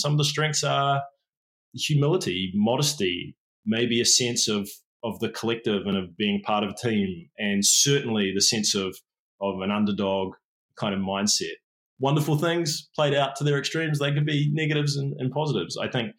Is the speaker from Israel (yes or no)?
no; England, United Kingdom; born there; I was born in England. My father's English. My mum's a Kiwi.